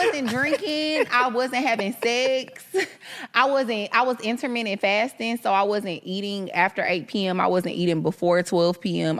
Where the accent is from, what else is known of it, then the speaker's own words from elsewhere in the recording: Houston, Texas, United States; I'm from Houston.